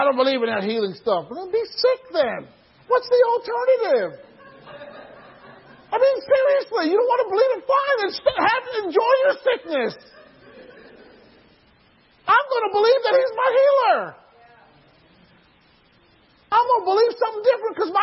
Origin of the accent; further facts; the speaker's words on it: Atlanta, Georgia, United States; my hometown in Atlanta, Georgia